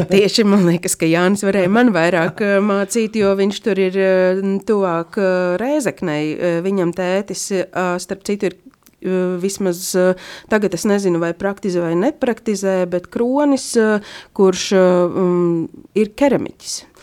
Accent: Līvāni, Latgale, Latvia; es esmu pati no Līvāniem un uh, nedaudz runāju latgaliešu valodā

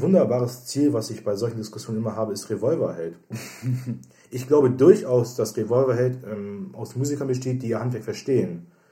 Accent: Germany; als Deutscher

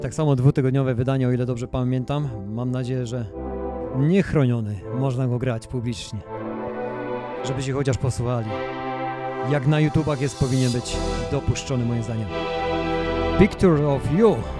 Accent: Greater Poland, Poland; jestem z Wielkopolski

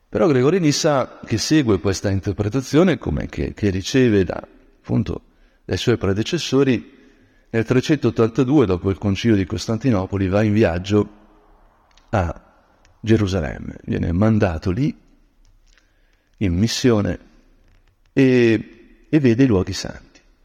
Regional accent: Brianza, Lombardy, Italy; da Brianzolo

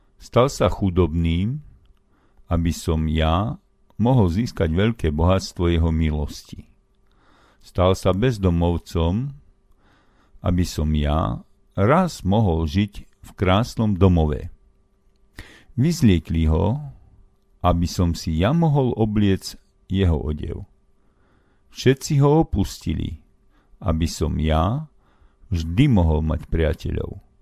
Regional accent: Hrnčiarska Ves, Banská Bystrica Region, Slovakia; sa narodila v mojej rodnej dedinke Pondelok, dnes Hrnčiarská ves pri Rimavskej sobote

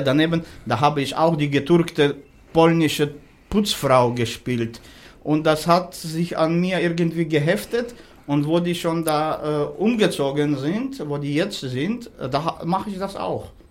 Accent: Nalchik, Kabardino-Balkaria, Russia; born or raised there; now in Berlin, Germany

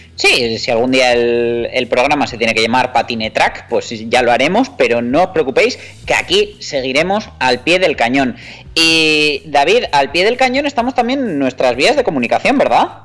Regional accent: Navarre, Spain; nosotros que somos navarros

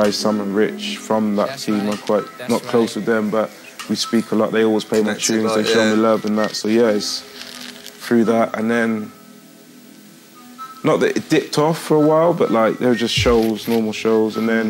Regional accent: Gloucester, South West England, United Kingdom; I'm from the Southwest, from Gloucester.

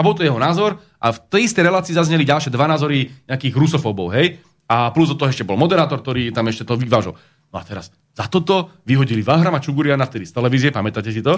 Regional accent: Slovakia; my máme radi Slovensko, lebo sme Slováci

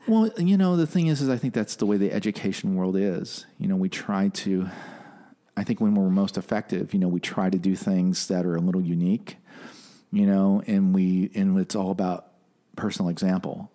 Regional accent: Detroit, Michigan, United States; growing up in Motor City

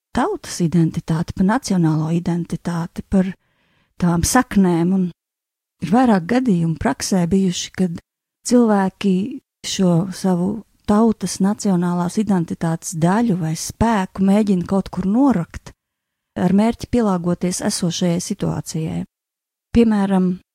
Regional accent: Latvia; Es esmu dzimusi Latvijā

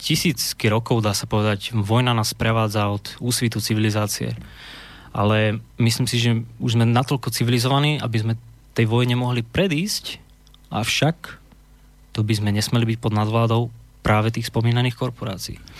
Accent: Slovakia; moved away as an adult; now in England; teraz mám 27 rokov, odišiel som zo Slovenska, keď som mal 18

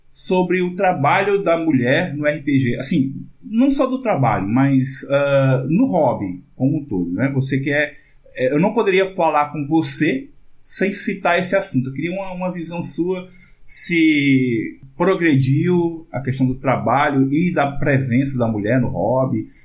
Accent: Northeast Region, Brazil; pra gente que é nordestino

